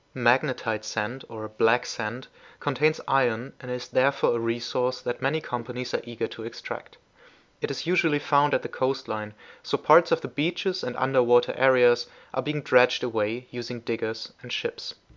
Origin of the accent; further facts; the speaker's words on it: Germany; also born or lived in Philippines; I am from Germany, but used to live in the Philippines for a while.